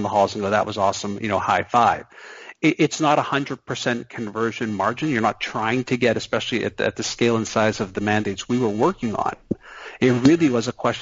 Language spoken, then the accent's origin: English; Canada; I'm Canadian